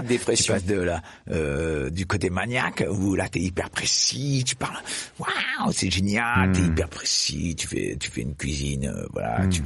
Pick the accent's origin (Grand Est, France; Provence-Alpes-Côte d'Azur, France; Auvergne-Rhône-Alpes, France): Auvergne-Rhône-Alpes, France; Clermont-Ferrand; je suis né à Clermont-Ferrand